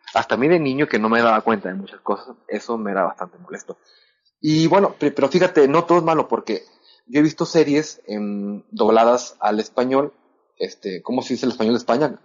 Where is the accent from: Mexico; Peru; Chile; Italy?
Mexico; Monterrey, Nuevo León; accent: norteño, Monterrey accent; yo hablo como norteño